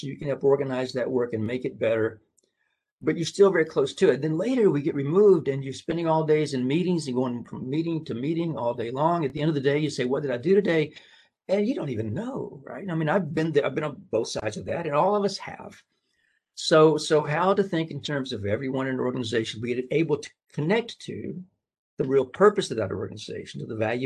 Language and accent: English; Tennessee, United States; moved away; I'm from Tennessee.